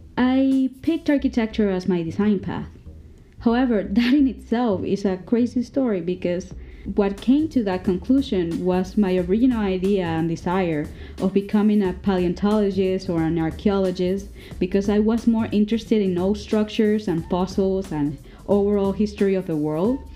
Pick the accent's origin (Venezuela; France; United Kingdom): Venezuela; Caracas, Capital District; I come from Caracas, Venezuela.